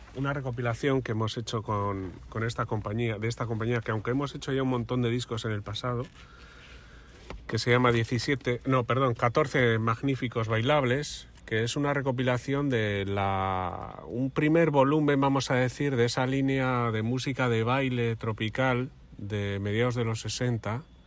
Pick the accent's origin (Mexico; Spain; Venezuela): Spain; Santurtzi, Basque Country; en mi pueblo, en Santurchi